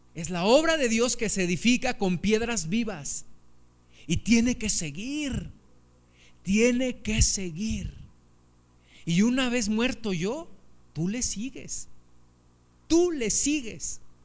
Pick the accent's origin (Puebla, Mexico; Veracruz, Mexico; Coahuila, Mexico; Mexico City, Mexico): Mexico City, Mexico; now in Pachuca, Mexico; yo tengo en mi corazón un amor por la Ciudad de México, porque fue el lugar donde, yo me crié